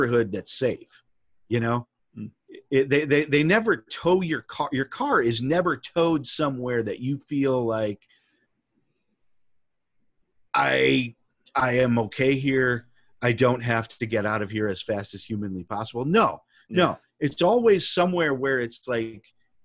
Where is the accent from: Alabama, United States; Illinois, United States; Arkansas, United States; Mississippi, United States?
Illinois, United States; Chicago; I was born in Chicago. I was raised in Chicago. You know, we moved out of the city into the suburbs when I was a teenager